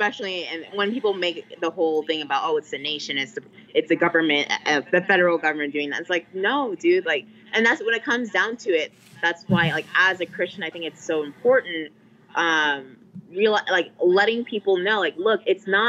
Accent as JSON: {"language": "English", "town": "Carrollton", "region": "Texas", "country": "United States", "tie": "born or raised there", "moved": "yes", "said": "I grew up in Carrollton, Texas"}